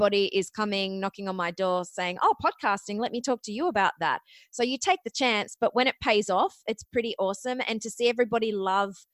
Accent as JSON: {"language": "English", "country": "Australia", "also_born_or_lived": "Ohio, United States", "accent": "Australian", "moved": "as an adult", "said": "you might notice from my accent, I am actually Australian, but I went to college in Ohio"}